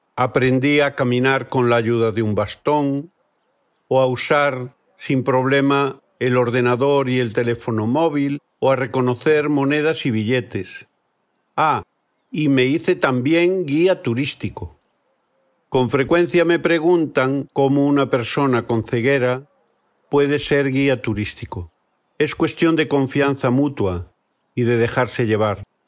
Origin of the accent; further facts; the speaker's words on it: Galicia, Spain; Soy de Galicia, en el noroeste de España